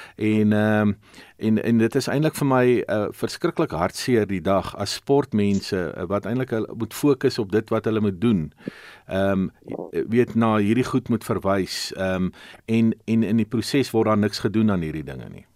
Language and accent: Afrikaans; South Africa; Dit is wat ons as Suid-Afrikaners een maak.